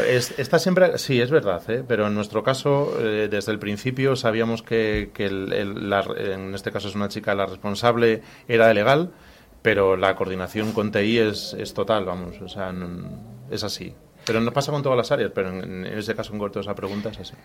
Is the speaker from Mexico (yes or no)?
no; Madrid, Community of Madrid, Spain; nací en Madrid